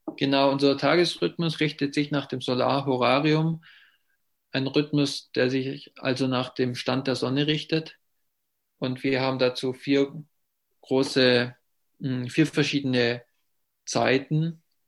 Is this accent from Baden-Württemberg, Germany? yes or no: yes; Ravensburg, Baden-Württemberg, Germany; first language German; bin ich Muttersprache Deutsch und ich komme aus Ravensburg, das in der Nähe vom Bodensee ist